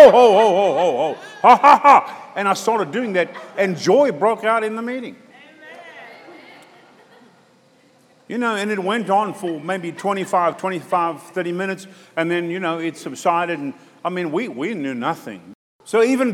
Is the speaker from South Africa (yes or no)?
yes; South Africa; moved away; my brother's church back in South Africa